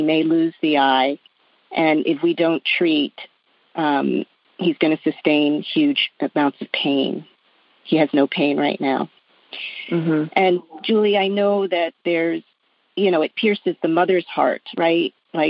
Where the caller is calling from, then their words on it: Jersey Shore, New Jersey, United States; I'm calling from the Jersey Shore